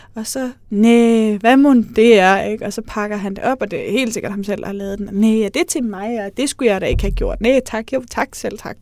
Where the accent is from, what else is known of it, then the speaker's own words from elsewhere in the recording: Aarhus, Central Denmark Region, Denmark; jeg er fra Aarhus